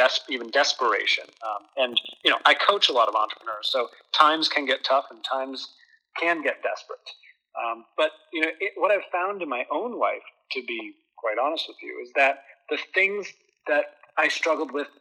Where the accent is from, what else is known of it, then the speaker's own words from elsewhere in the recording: Boston, Massachusetts, United States; moved away as an adult; now in Southern Connecticut, United States; I grew up in Boston. I'm a Boston boy